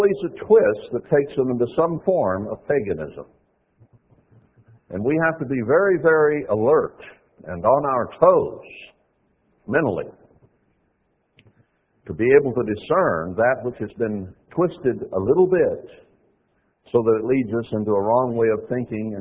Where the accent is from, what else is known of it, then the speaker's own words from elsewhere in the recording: United States; We grew up in America